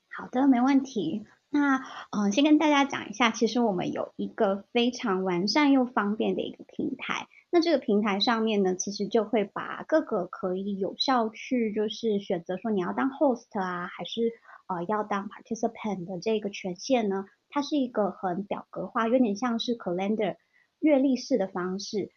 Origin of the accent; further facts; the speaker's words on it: Nantou County, Taiwan; 我跟俊伟是同乡，我们在这个线上读书会发现说，诶，原来我们都是南投人